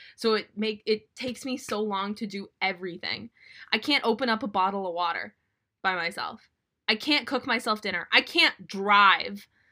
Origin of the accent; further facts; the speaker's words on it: Minnesota, United States; my hometown team, the Minnesota Wild